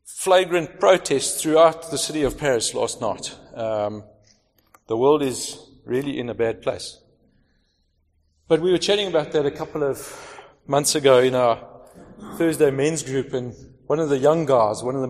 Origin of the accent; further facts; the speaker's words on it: Johannesburg, Gauteng, South Africa; moved away as an adult; now in Cape Town, South Africa; I grew up in Joburg, educated there as a chartered accountant, spent my whole life working there until the age of 42.